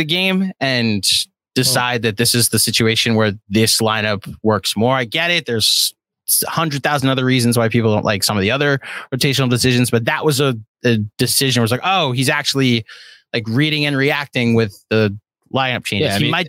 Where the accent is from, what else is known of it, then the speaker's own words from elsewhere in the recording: New York, United States; I'm from New York. Hey, listen, I'm from New York.